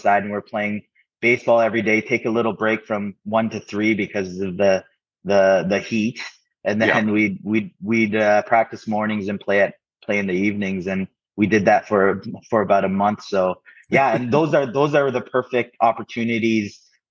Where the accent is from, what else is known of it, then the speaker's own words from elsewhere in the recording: Ontario, Canada; growing up in Canada, it was a little different, especially in the 90s, 2000s.